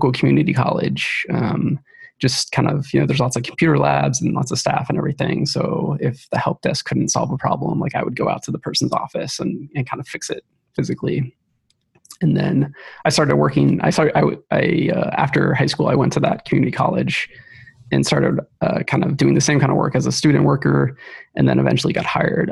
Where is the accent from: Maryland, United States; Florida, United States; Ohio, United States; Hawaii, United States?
Ohio, United States; moved away as an adult; now in Seattle, United States; I grew up in Ohio, and I moved out here about 8 years ago